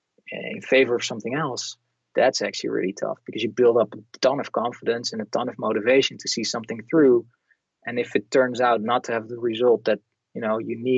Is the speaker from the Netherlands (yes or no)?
yes; Netherlands; I'm from the Netherlands